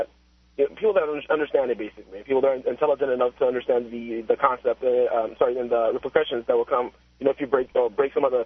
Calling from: Miami, Florida, United States; I'm calling you from Miami

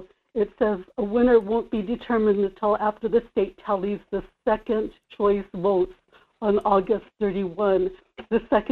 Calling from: Kodiak, Alaska, United States; in Kodiak.

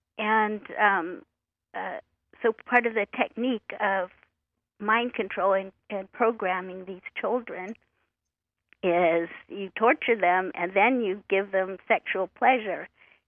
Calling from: Oregon, United States; I'm calling from Oregon.

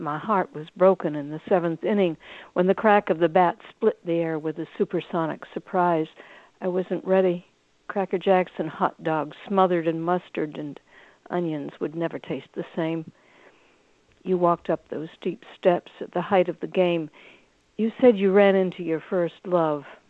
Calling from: Olive Hill, Kentucky, United States; I'm calling from Olive Hill, Kentucky.

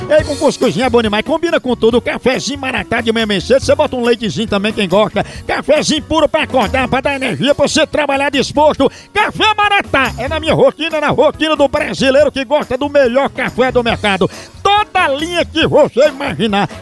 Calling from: Montes Claros, Minas Gerais, Brazil; Alô, moção, somos aqui da cidade de Montes Claros

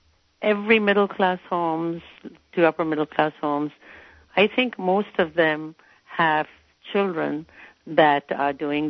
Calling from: Santa Cruz, California, United States; I'm calling from Santa Cruz.

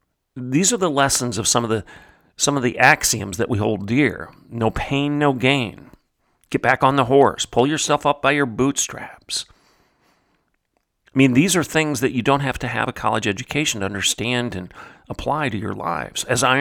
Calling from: Oklahoma, United States; I'm speaking from Oklahoma, obviously.

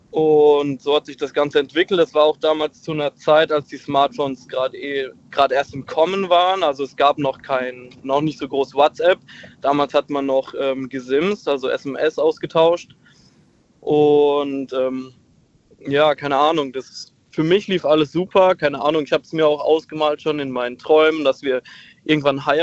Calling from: Heidelberg, Baden-Württemberg, Germany; Ähm, ich komme aus Heidelberg tatsächlich.

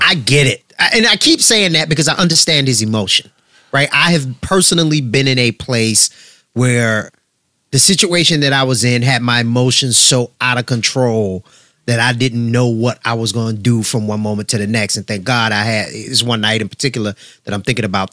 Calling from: New Jersey, United States; I'm calling from Jersey.

